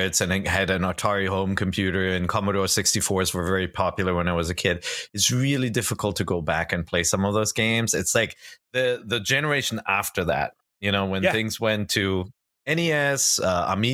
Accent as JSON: {"language": "English", "country": "Germany", "said": "I'm from the land of gummy bears"}